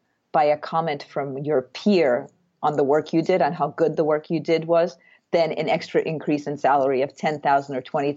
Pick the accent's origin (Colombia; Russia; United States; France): Russia; moved away; my background is that I'm from Russia